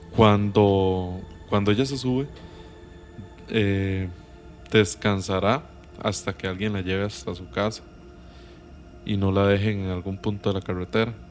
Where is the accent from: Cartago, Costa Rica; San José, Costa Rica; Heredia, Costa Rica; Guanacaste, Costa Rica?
San José, Costa Rica; Acosta; yo soy de Acosta